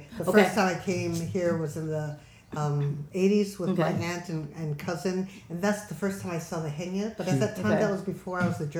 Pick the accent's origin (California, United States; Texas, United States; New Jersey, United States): California, United States; Los Angeles; moved away as an adult; now in Jeju, South Korea; I grew up in Los Angeles. No four seasons at all.